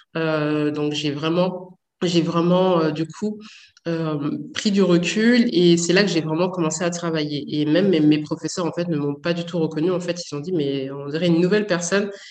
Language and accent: French; Saint-Denis, Île-de-France, France; j'ai grandi à Saint-Denis